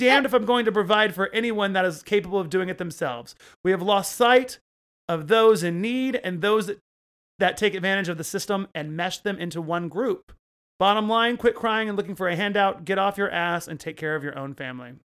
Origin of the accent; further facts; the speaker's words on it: Oklahoma, United States; I grew up in Oklahoma